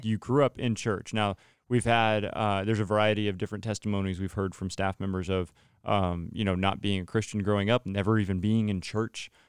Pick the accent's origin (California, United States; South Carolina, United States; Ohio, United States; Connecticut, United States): California, United States; Central Valley; John Knapp and I are actually from the same area down in the Central Valley